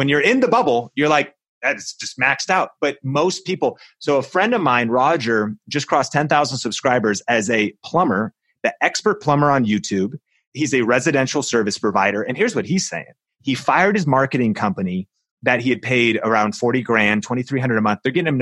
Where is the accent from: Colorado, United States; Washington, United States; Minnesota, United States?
Washington, United States; Seattle; I grew up in Seattle, home of Starbucks